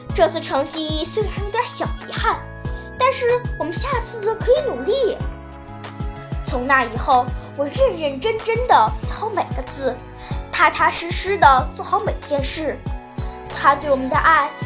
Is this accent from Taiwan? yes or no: no; Dalian, Liaoning, China; 我来自辽宁省大连市